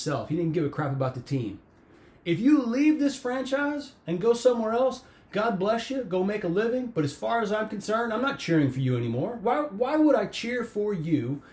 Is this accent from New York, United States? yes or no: no; Chicago, Illinois, United States; now in Texas, United States; I grew up in Chicago